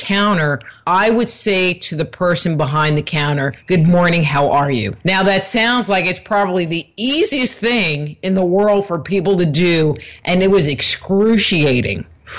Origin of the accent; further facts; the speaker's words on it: New York, United States; moved away as an adult; also born or lived in California; I grew up in New York, and I had moved to California when I was 19